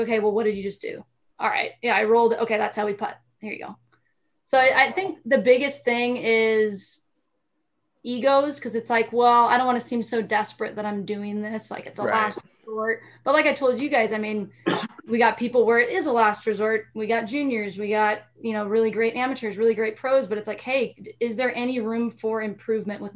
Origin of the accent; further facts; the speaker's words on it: Alaska, United States; I was from Alaska